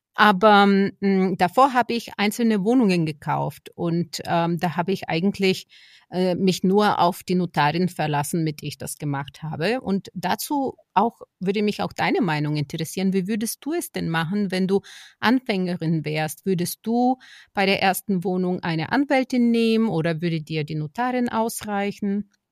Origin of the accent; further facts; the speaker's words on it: Bulgaria; now in Germany; mein Heimatland, Bulgarien, wo ich herkomme